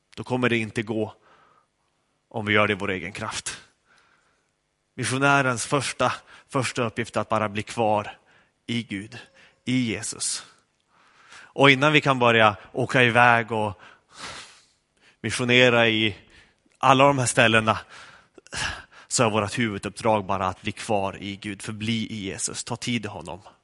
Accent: Skellefteå, Västerbotten County, Sweden; moved away; Jag kom från Skellefteå

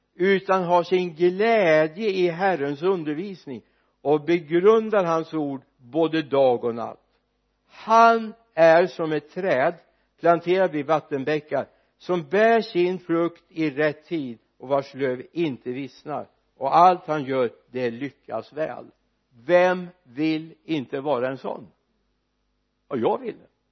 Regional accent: Skaraborg, Västra Götaland, Sweden; jag är uppvuxen i Skaraborg

